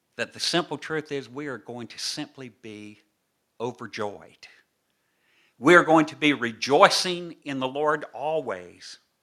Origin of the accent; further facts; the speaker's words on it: the South, United States; accent: southern (implied); now in New York, United States; you perhaps can tell by my accent that I've not always lived in these northern states